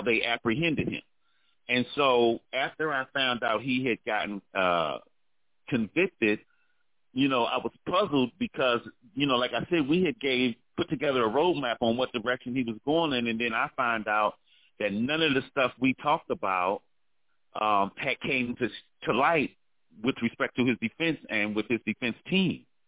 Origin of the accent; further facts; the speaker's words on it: Washington, District of Columbia, United States; I'm from Washington, D.C.